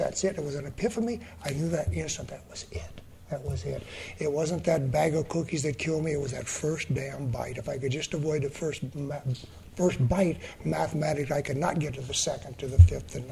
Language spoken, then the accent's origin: English; San Diego, California, United States; I'm from San Diego